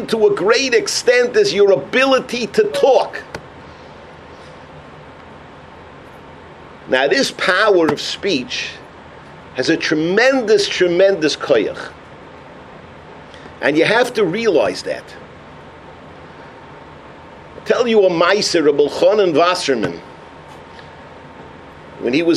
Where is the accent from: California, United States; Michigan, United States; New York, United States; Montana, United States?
New York, United States; New York City; I grew up in Upper Harlem